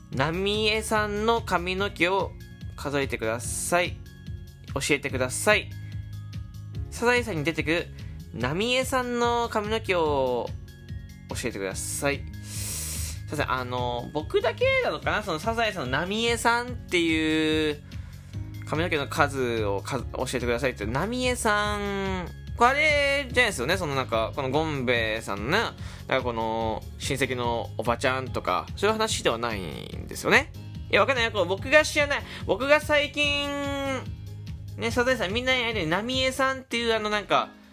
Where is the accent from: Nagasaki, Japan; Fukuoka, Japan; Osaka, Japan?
Fukuoka, Japan; 僕、福岡で育ったんですけど